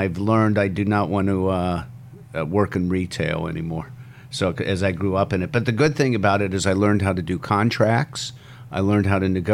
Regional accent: Ohio, United States; moved away as an adult; also born or lived in Wisconsin / California; now in Brisbane, Australia; I grew up in Ohio

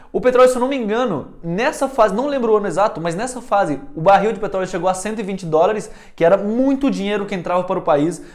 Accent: Venezuela; also born or lived in Taubaté, São Paulo, Brazil; now in Brazil; a vida inteira eu morei na Venezuela, então eu fui criado sempre na Venezuela, desde dois anos de idade

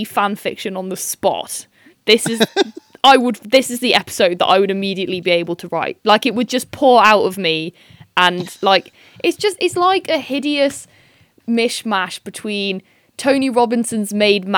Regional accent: Derbyshire, East Midlands, United Kingdom; I'm from Derbyshire

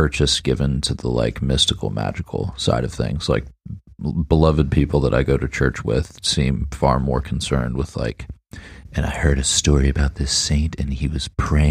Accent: Charlottesville, Virginia, United States; moved away as an adult; now in Vancouver, Canada; I grew up in kind of like a town full of the intelligentsia. So I'm from Charlottesville, Virginia, where the University of Virginia is

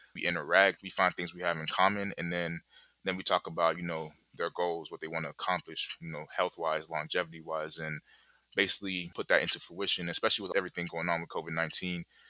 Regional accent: Kinshasa, DR Congo; now in Charlotte, United States; I currently live in Charlotte. I'm from the Congo, I'm from the capital, Kinshasa

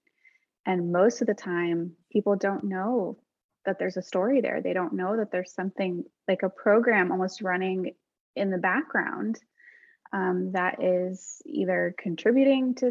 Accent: United States; I'm Arab American, was born in the States

